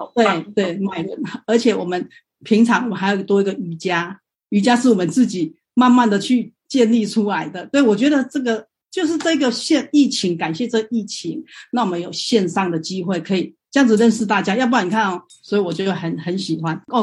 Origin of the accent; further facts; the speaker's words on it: Tainan, Taiwan; now in Guangzhou, China; 我是台湾 我是台南人，但是呢，因为我现在在广州